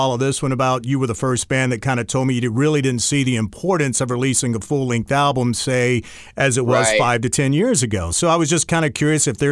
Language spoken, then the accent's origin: English; North Carolina, United States; I grew up in North Carolina